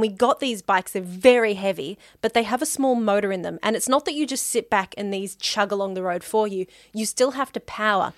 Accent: Melbourne, Victoria, Australia

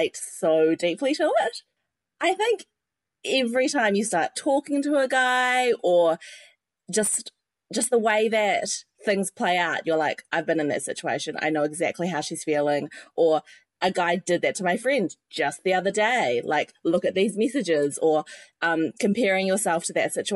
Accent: New Zealand; now in London, United Kingdom; I'm a New Zealander living in London

